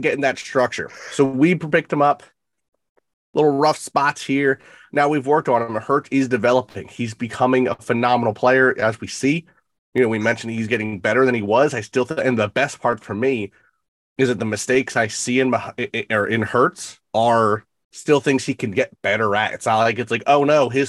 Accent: Philadelphia, Pennsylvania, United States; we're from Philadelphia

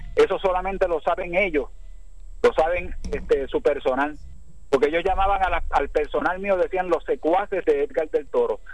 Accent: Ponce, Puerto Rico; el orgullo ponceño a todos nosotros

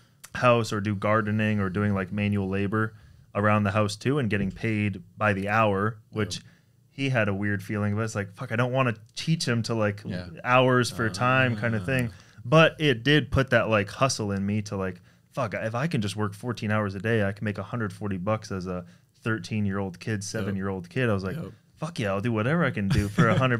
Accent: San Francisco, California, United States; also born or lived in Toronto, Canada; We were from Toronto, so I was born in Toronto. When I was five, we moved to San Francisco.

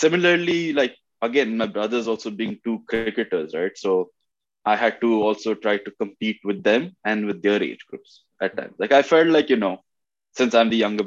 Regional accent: Bahrain; moved away as an adult; also born or lived in Oman; now in Canada; I was born in Oman. Okay. And then in Bahrain, I came like 94. Okay. Growing up in Bahrain was a very good time

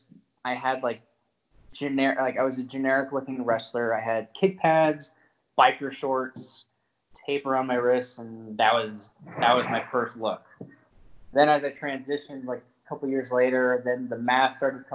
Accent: Las Vegas, Nevada, United States; I was born and raised in Las Vegas

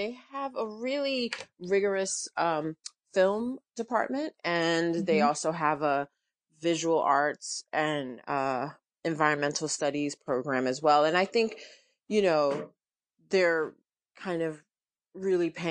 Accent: New York, United States; I am from New York

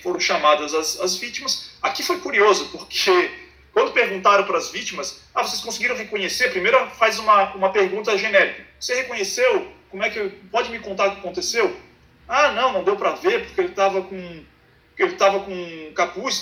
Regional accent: Florianópolis, Santa Catarina, Brazil; eu sou de Florianópolis, é, sou da, de Santa Catarina, de Florianópolis

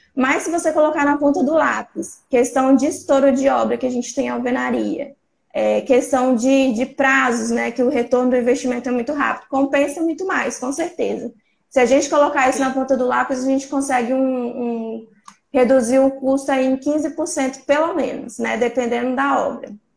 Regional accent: São Mateus, Espírito Santo, Brazil; eu sou do Espírito Santo, da cidade de São Mateus

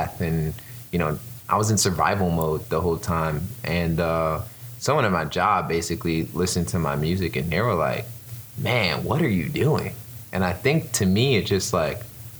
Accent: New York City, New York, United States; accent: New York; moved away as an adult; now in Orlando, United States; I am from Brooklyn, New York. If you can't tell by my accent, sometimes when I say things like coffee, you can hear it

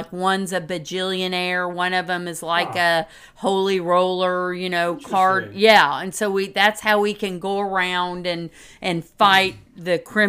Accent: Oklahoma, United States; We're from Oklahoma

